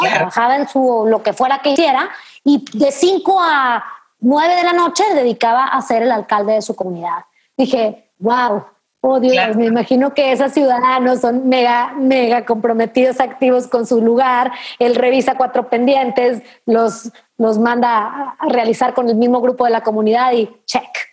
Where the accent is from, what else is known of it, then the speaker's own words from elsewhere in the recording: Delicias, Chihuahua, Mexico; Delicias, que es mi municipio donde yo nací